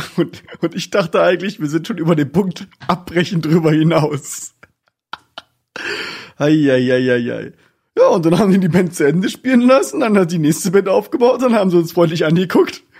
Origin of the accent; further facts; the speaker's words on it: Northern Germany, Germany; wir als Norddeutsche